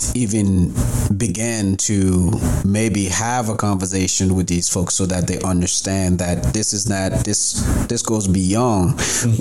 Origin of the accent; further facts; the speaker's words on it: Newfoundland and Labrador, Canada; I grew up in Newfoundland